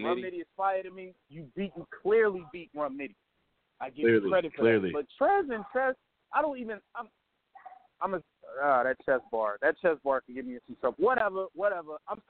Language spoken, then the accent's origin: English; Midwest, United States; I'm from the Midwest